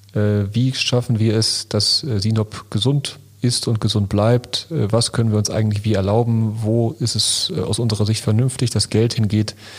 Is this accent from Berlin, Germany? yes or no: no; Lünen, North Rhine-Westphalia, Germany; Ich komme aus Lünen City